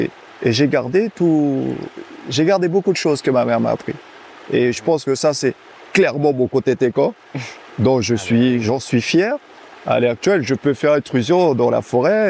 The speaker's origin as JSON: {"language": "French", "town": "Camopi", "country": "French Guiana", "tie": "born or raised there", "also_born_or_lived": "France (mainland)", "first_language": "Teko", "second_language": "French", "moved": "yes", "said": "Je suis Kamopien, je suis né ici. Ma mère. a accouché de moi à Camopi. Je suis natif euh, à, 100% de Kabopi"}